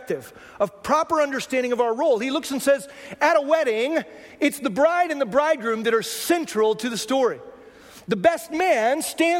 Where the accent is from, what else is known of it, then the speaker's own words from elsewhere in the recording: Texas, United States; I come from Texas